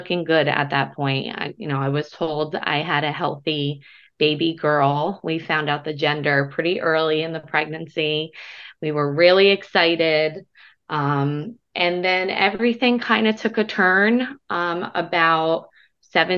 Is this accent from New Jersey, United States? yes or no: yes; New Jersey, United States; I'm from New Jersey